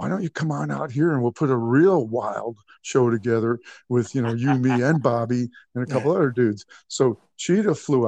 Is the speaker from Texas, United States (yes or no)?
no; New York, United States; I'm from New York